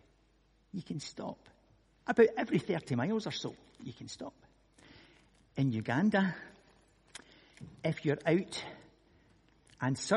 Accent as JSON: {"language": "English", "region": "Scotland", "country": "United Kingdom", "said": "I'm from Scotland"}